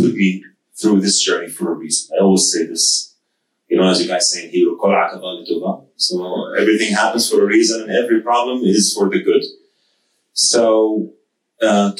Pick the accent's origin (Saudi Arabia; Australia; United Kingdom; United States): Saudi Arabia; now in United Arab Emirates; I was born and raised in Saudi Arabia to a Saudi Egyptian family.